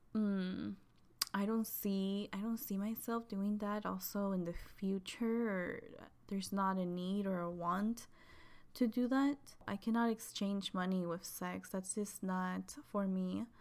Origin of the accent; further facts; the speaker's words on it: Chihuahua, Mexico; moved away; I am from Mexico, from Chihuahua, Chihuahua, which is right below Texas